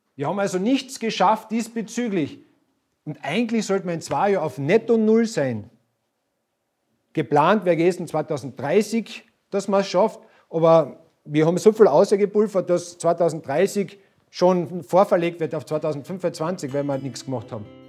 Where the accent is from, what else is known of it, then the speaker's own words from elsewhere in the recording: Carinthia, Austria; bei uns in Kärnten